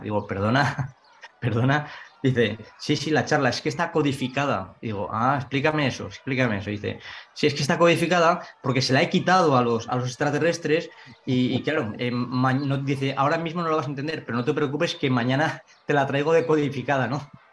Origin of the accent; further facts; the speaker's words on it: Ainzón, Aragon, Spain; soy de Zaragoza, pero soy de un pequeño pueblo de Zaragoza que se llama Ainzón